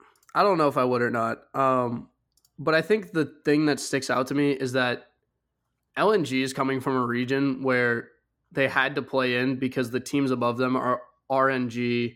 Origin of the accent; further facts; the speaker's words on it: United States; Listen, I'm from the States. I got to ride with the boys.